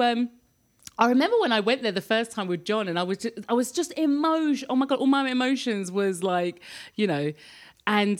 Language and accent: English; London, United Kingdom; now in France; my home country of the UK